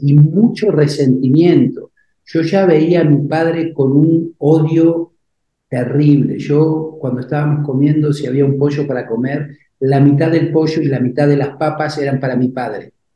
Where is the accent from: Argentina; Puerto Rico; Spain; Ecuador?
Argentina; Buenos Aires; moved away as an adult; also born or lived in Uruguay; now in Mexico; yo nací en Uruguay, yo vivía en Buenos Aires, mi madre vivía en Buenos Aires, enferma mi abuelita, me fui hasta el Uruguay.